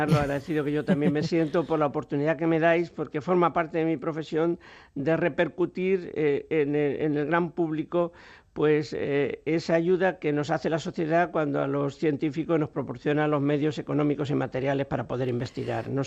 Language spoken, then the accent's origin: Spanish; Extremadura, Spain; en Extremadura, mi tierra natal